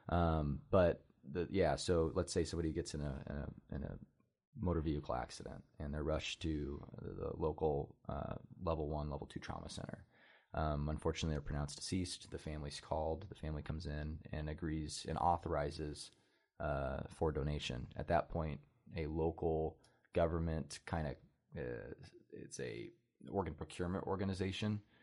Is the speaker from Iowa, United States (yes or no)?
yes; Oskaloosa, Iowa, United States; I'm born and raised in Oskaloosa, Iowa, small, small town community in southeast Iowa